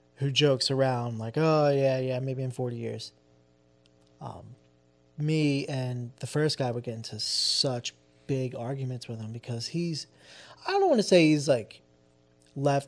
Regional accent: New Jersey, United States; also born or lived in Philadelphia; we're from Jersey, right across the street from Philly

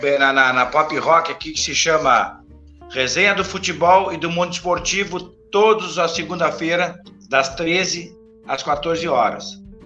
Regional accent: Bagé, Rio Grande do Sul, Brazil; eu sou natural de Bagé, cara. Tô morando em Bagé aqui

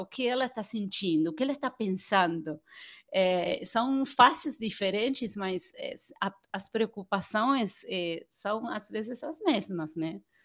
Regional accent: Argentina; Portuguese is a second language; moved away as an adult; now in Brazil; sou argentina

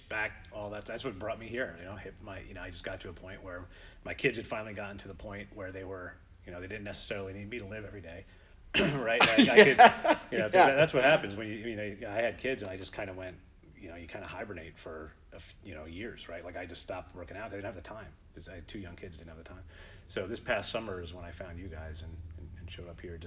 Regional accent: Kingston, New York, United States; now in Moodus, United States; Currently in Moodus, just down the road, originally from Kingston, New York

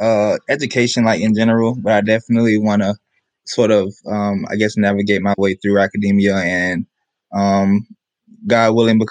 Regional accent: Tampa, Florida, United States; I am from Tampa, Florida.

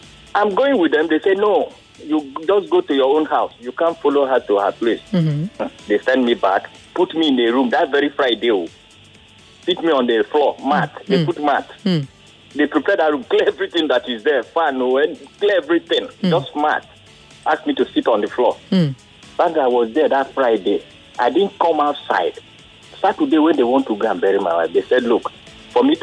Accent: Ukwani, Delta, Nigeria; now in Lagos, Nigeria; I'm from Delta. I'm from Ukwane.

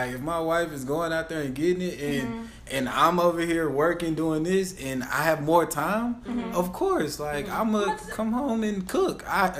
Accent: Dallas, Texas, United States; all my family's from the South, East Texas, in Dallas. And so I grew up in Dallas, but most of my family's from East Texas, right?

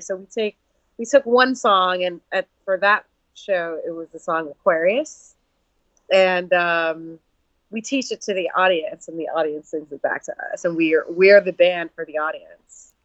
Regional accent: New York City, New York, United States; moved away as an adult; now in Seattle, United States; I was born and raised in New York City um, and I have been living out in Seattle for the last eight months

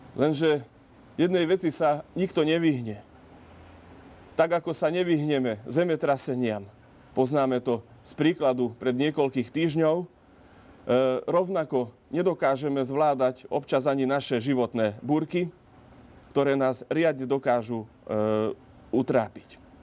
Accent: Malé Trakany, Košice Region, Slovakia; u nás v Malých Trakanoch pri rieke Tise

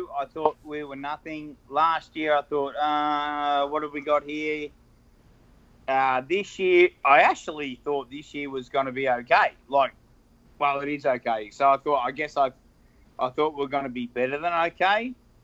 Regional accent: Victoria, Australia; I'm from Victoria and we drink Victoria Bitter or Carlton Draft.

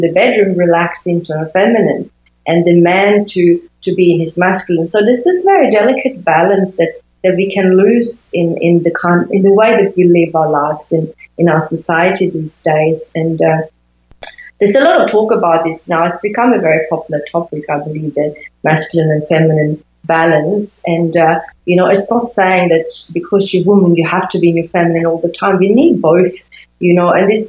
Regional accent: Sweden; So they were normal, I think, in that environment where I grew up in Sweden.

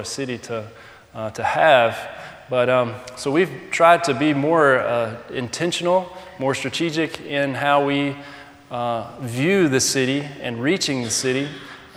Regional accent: South Georgia, United States; moved away as an adult; now in Tete, Mozambique; growing up in South Georgia

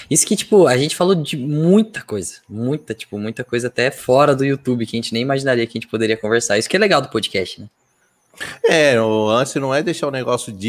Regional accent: Campinas, São Paulo, Brazil; born there; moved away as an adult; now in Londrina, Brazil; Cara, eu nasci em Campinas, né? Campinas, São Paulo. E aí eu vim para Londrina fazer faculdade.

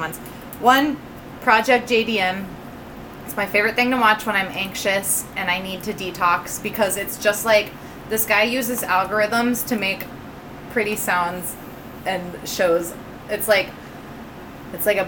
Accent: Quincy, Illinois, United States; my hometown, Quincy, Illinois

